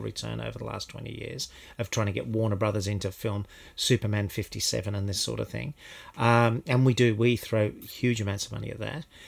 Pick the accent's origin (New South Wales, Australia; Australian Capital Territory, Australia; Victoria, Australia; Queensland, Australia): Victoria, Australia; Melbourne; I grew up in Melbourne